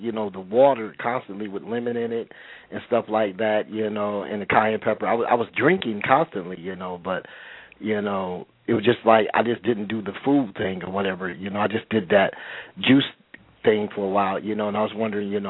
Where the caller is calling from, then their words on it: California, United States; I'm calling from California.